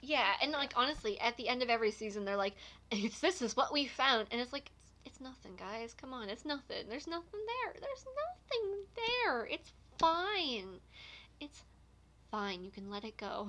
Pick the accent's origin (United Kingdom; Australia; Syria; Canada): Canada; Nova Scotia; I'm from Nova Scotia